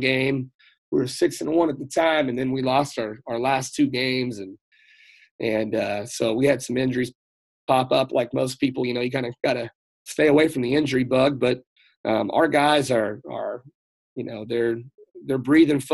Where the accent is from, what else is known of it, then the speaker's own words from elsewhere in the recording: Salina, Kansas, United States; working at my alma mater. Was a strength and conditioning coach, coaching with guys that coached me. And really, I was like, man, this is where I'm going to be for the rest of my life. It's coaching baseball and coaching football and doing everything I love, being in my hometown.